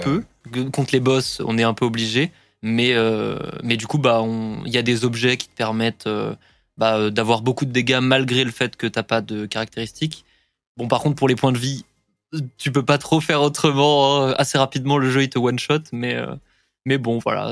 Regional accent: Paris, Île-de-France, France; Moi, je suis parisien

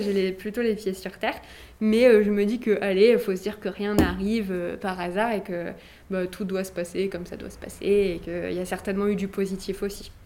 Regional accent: Nice, Provence-Alpes-Côte d'Azur, France; je, suis d'ici, je suis née à Nice

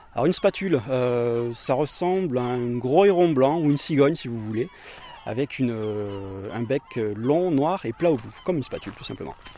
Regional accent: Perpignan, Occitania, France; je suis originaire de Perpignan. J'ai toujours vécu pas très loin de ce type de milieu.

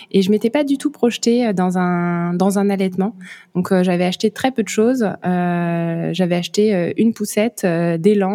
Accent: France; moved away as an adult; now in Luxembourg; j'habite au Luxembourg. Moi, je suis française, mais on s'est expatrié il y a bientôt sept ans au Luxembourg. C'est là qu'on travaille avec mon mari euh, et qu'on habite. Et donc que mon petit garçon est né.

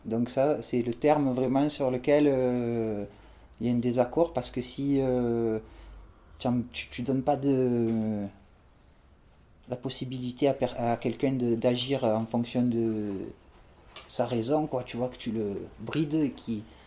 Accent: Marseille, Provence-Alpes-Côte d'Azur, France; j'ai grandi à La Rose

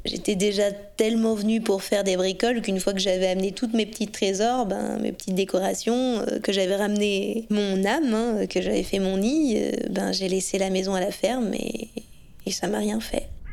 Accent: Ouroux, Auvergne-Rhône-Alpes, France; also born or lived in Lyon; je suis native d'Ourou, dans le Rhône, donc euh, c'est pas très loin d'ici.

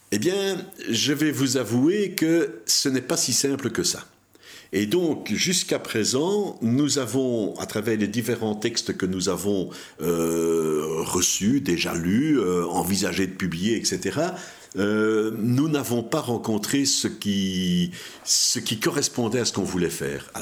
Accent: Belgium; on a mis en place dans notre pays un système de tax shelter pour le cinéma

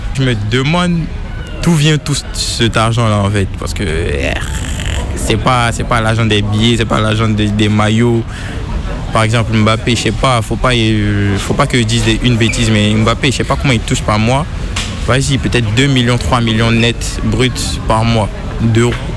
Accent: Côte d’Ivoire; moved away as an adult; also born or lived in Mali; now in France; J'étais à l'école d'abord, en Côte d'Ivoire

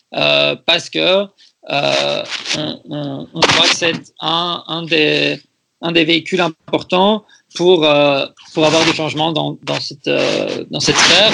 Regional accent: Brussels, Brussels-Capital Region, Belgium; moved away as an adult; now in London, United Kingdom; j'ai grandi à Bruxelles

